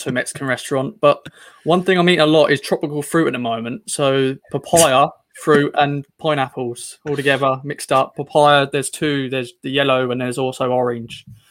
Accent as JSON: {"language": "English", "area": "Suffolk", "region": "East of England", "country": "United Kingdom", "accent": "Suffolk", "said": "my Suffolk accent"}